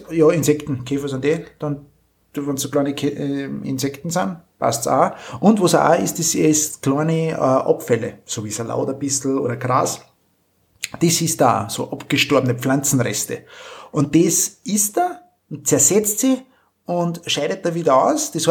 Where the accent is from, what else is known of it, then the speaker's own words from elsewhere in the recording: Austria; Ist aber umgangssprachlich bei uns in Österreich oder im Viertel sagt man da auch 1000 Füßler.